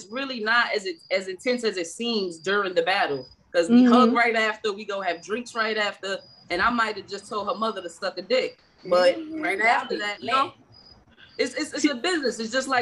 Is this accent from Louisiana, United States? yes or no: no; New York City, New York, United States; I'm from Southside Jamaica, Queens